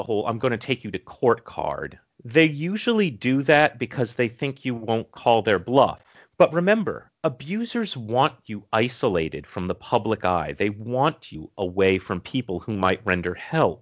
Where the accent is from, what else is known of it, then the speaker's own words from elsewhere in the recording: New England, Massachusetts, United States; I'm from New England